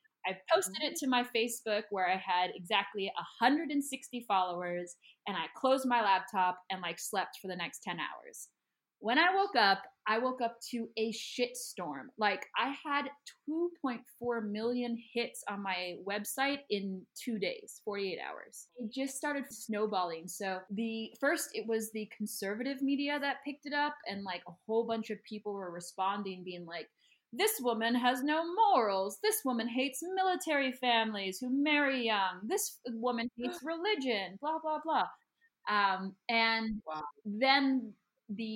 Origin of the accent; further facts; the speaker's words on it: United States; moved away; I always say American too